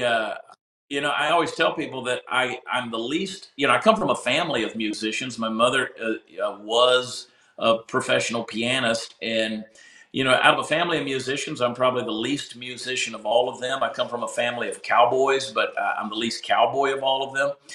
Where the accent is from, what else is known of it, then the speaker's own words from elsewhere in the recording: Augusta, Georgia, United States; moved away as an adult; now in Texas, United States; my hometown of Augusta, Georgia